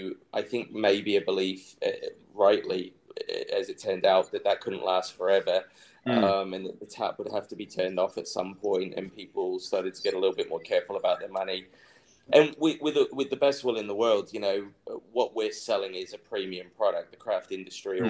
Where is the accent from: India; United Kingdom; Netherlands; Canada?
United Kingdom; England; now in Australia; my home country